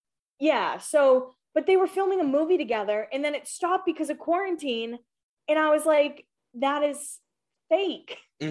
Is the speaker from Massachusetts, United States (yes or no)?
yes; Massachusetts, United States; I'm from Massachusetts.